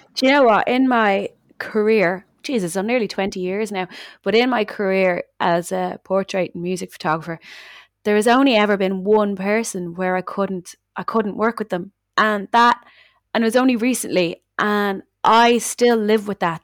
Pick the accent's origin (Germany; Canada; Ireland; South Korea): Ireland; Dublin, Leinster; accent: Dublin; myself, which have very just Dublin accent